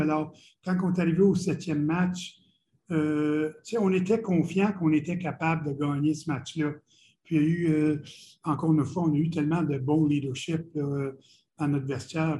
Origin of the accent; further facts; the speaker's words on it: Ottawa region, Ontario, Canada; moved away; also born or lived in Montreal / Boston / Quebec City; j'ai grandi dans la région d'Ottawa, qui est deux heures de Montréal.